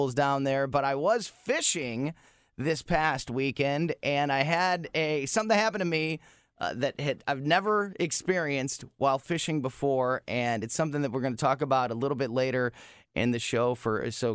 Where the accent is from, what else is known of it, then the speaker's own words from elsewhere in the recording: Florissant, Missouri, United States; born and raised in Florissant, Missouri